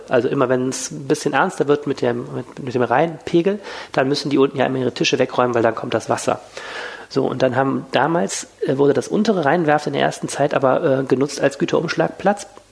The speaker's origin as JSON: {"language": "German", "town": "Wuppertal", "region": "North Rhine-Westphalia", "country": "Germany", "tie": "born or raised there", "said": "nicht gebürtiger Düsseldorfer, sondern Wuppertaler"}